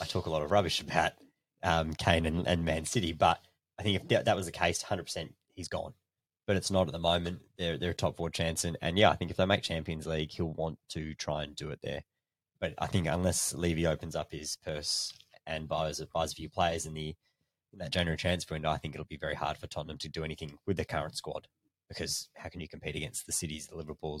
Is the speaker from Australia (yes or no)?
yes; Australia; As an Australian fan